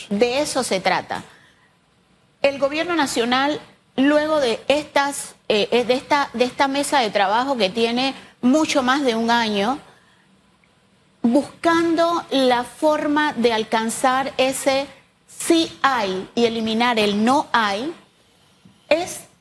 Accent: Panama; Entonces, nosotros como panameños ya es hora y por eso hemos asumido el reto

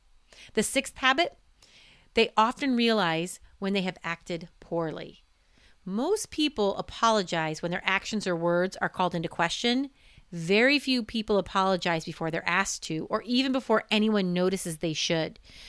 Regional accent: Indiana, United States; now in Oregon, United States; I went to Penn High School before moving to Oregon.

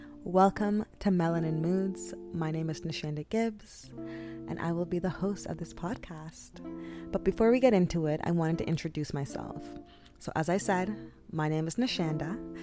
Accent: Toronto, Ontario, Canada; moved away as an adult; now in Bali, Indonesia; Whatever flows with you works for me. I'm 27 years old, born and raised in Toronto, Canada, by two Jamaican parents.

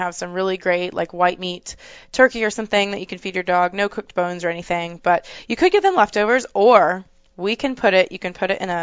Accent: Texas, United States; I'm from Texas.

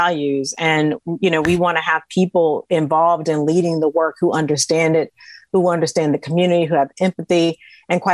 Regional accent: the South, United States; I grew up in the South

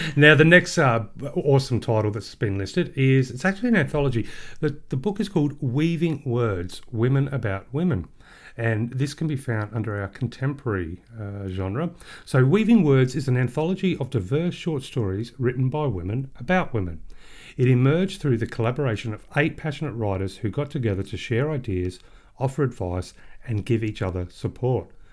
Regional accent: Australia; we are Australian book lovers

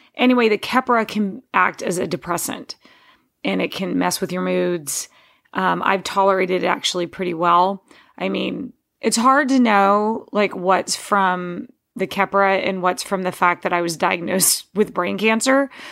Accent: Texas, United States; I grew up in Texas mowing just under an acre of land

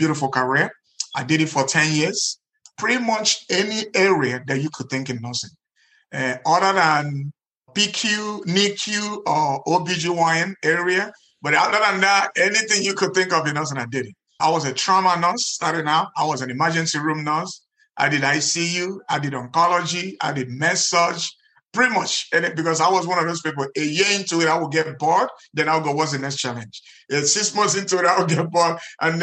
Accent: Nigeria; moved away as an adult; now in United States; in Nigeria, where I grew up

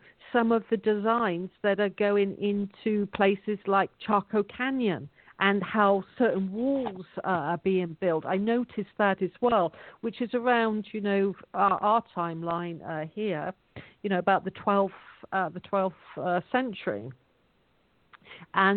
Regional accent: England, United Kingdom; In my hometown, you can't buy anything with cash at the moment.

